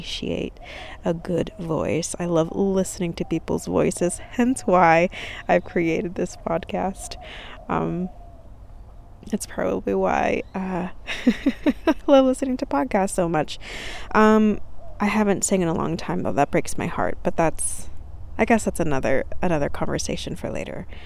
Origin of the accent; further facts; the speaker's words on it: California, United States; now in Texas, United States; I grew up in California. I am currently in Texas